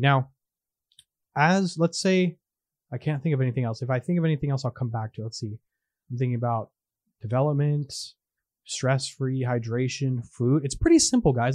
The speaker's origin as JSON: {"language": "English", "region": "California", "country": "United States", "tie": "born or raised there", "moved": "as an adult", "said": "twenty years ago when I was raised in California"}